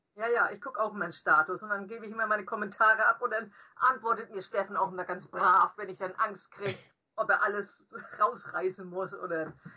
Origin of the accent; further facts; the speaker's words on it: Farchau, Schleswig-Holstein, Germany; also born or lived in Klein Pampau / Mölln; Wir sind alle in Klein Pampau geboren. Das ist aber auch Herzogtum Lauenburg und unser Vater äh, hat bei der Schleswig gearbeitet und ein sehr großes Gebiet nachher bearbeiten müssen und da musste man nach Farchau ziehen. Farchau hat mhm. acht Häuser und ist in der Nähe von Schmielau, zwei Kilometer entfernt. Und da sind wir dann als Kinder aufgewachsen